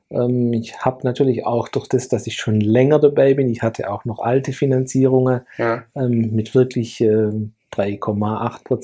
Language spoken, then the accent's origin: German; Lake Constance, Germany; ganz stark fokussiert auf äh, meine Heimatregion Bodensee.